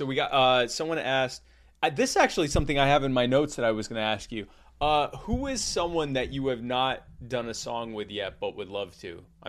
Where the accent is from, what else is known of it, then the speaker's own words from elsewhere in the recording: Myrtle Beach, South Carolina, United States; also born or lived in Baltimore; So I was born in Baltimore, but I grew up in Myrtle Beach, South Carolina. And the reason I talk like this is because I'm Jewish and all Jews talk like this.